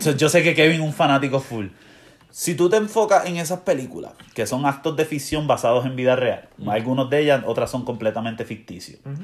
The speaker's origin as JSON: {"language": "Spanish", "town": "Ponce", "country": "Puerto Rico", "tie": "born or raised there", "said": "yo me crié en Ponce, en una urbanización"}